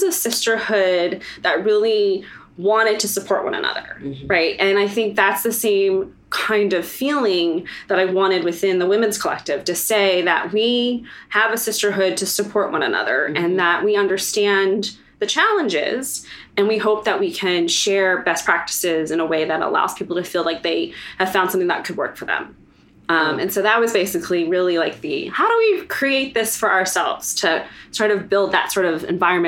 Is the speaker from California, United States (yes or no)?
no; Prince George's County, Maryland, United States; also born or lived in Vietnam; I grew up in Prince George's County, which is one of the most affluent African-American counties in the United States